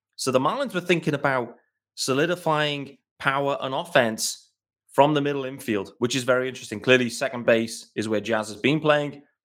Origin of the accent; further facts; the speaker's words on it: United Kingdom; As a British fan